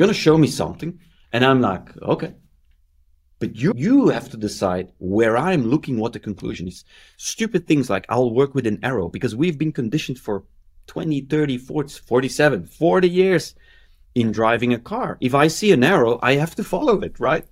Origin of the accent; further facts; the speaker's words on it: Belgium; I'm from Belgium